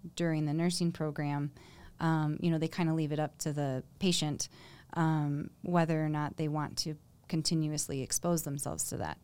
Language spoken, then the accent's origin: English; Michigan, United States; now in Colorado, United States; I'm from Michigan.